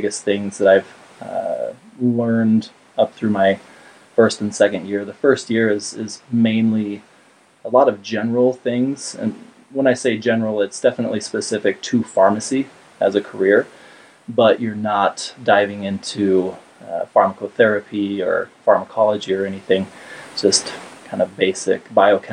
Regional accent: St. George, Utah, United States; also born or lived in Cedar City, Utah; now in Salt Lake City, United States; I'm from St. George, Utah. I grew up down there

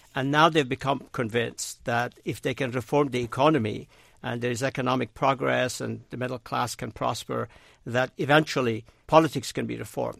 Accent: Razavi Khorasan, Iran; now in United States; I'm originally from Iran, but I actually was, uh, born and raised in Khorasan in the east, not in Isfahan.

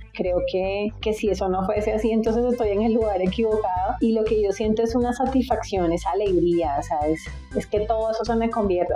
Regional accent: Barranquilla, Atlántico, Colombia; moved away as an adult; now in Bogotá, Colombia; al llegar acá hace 14 años ya no pude seguir haciendo ese tipo de cositas que hacía en, mi ciudad natal

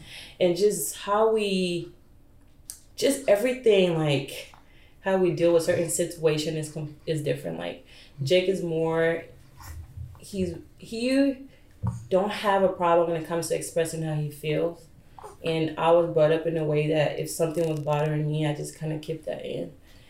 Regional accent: Ghana; also born or lived in Liberia / Ivory Coast; So I was born in Liberia, then during the war, my mom and I moved to Ivory Coast, and when she came in 2000, I stayed back. So I went to school in Ghana, grew up there, then came here, so.

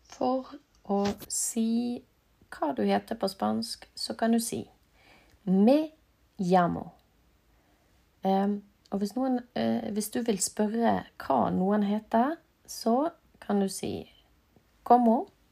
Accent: Norway; also born or lived in Bergen; jeg er fra Norge

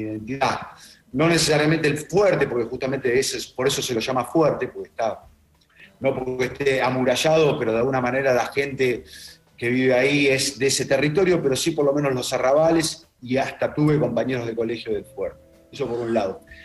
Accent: Ramos Mejía, Buenos Aires Province, Argentina; also born or lived in Ciudadela; yo nací en Ramos Mejía, en realidad en Capital, pero al año en Ramos Mejía, y fui toda mi primaria y secundaria en Ciudadela.

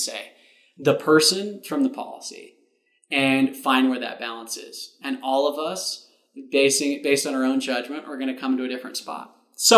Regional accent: Utah, United States; I'm from Utah

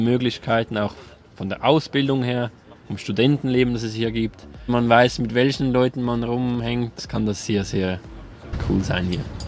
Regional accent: Zurich, Switzerland; Ich als Zürcher

